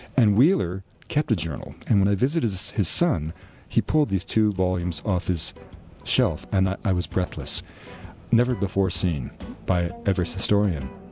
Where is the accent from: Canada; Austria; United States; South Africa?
Canada; Vancouver, British Columbia; the house I was born in Vancouver